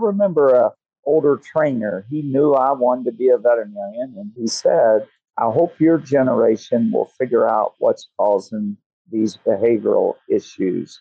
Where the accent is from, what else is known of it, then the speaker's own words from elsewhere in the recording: Louisville, Kentucky, United States; also born or lived in Alabama; I grew up in Kentucky, spent most of my boyhood years near Louisville, Kentucky